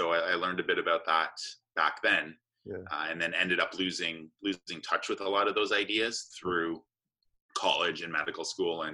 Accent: Canada; also born or lived in Johannesburg, South Africa; I was raised in Canada. I actually was born in Johannesburg, South Africa. My parents left there when I was about 3 months old, and they moved to Canada.

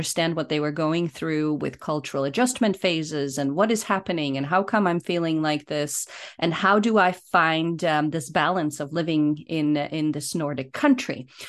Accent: Poland; born there; also born or lived in Germany / United States; I always say that I was born in Poland, but I have lived in Germany. I have lived in the United States, and I repatriated to Poland where I studied and started a business.

